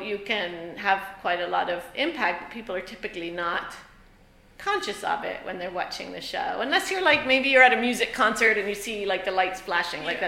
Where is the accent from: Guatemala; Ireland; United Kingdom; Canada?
Ireland; moved away; I grew up in Ireland